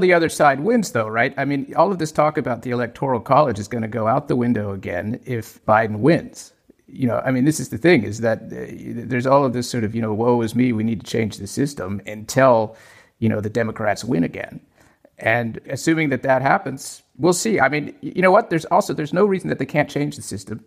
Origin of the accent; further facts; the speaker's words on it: Maricopa County, Arizona, United States; now in Germany; in my home state of Arizona. In fact, in the county where I was born, in Maricopa County